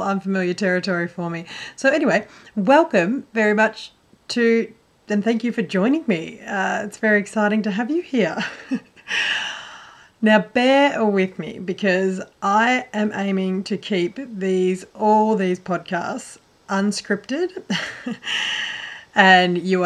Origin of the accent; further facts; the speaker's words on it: northwest Victoria, Australia; I grew up in a little small country town, northwest Victoria, in Australia